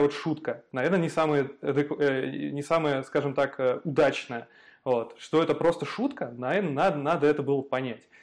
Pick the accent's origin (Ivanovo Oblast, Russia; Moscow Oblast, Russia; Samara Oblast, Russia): Ivanovo Oblast, Russia; Ivanovo; moved away; я периодически езжу к себе на малую родину, вот, смотрю типа, а, в Иванскую область, в Иваново